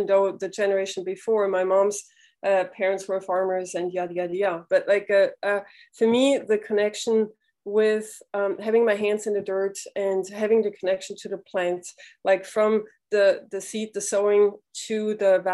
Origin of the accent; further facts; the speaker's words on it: Switzerland; moved away; also born or lived in New York; I grew up in Switzerland, and my parents were naturopaths